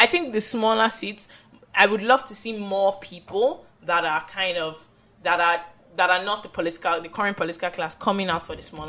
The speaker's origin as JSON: {"language": "English", "country": "United Kingdom", "said": "I'm British primarily. Then I'm Ghanaian."}